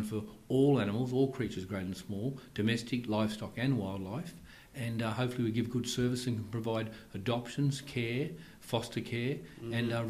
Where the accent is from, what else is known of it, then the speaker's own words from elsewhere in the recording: Sydney, New South Wales, Australia; born and bred in Sydney originally, lives at Northbridge in Sydney.